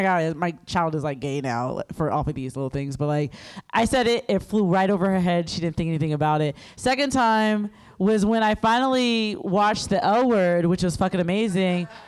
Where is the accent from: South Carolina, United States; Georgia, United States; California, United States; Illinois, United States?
South Carolina, United States; I'm from South Carolina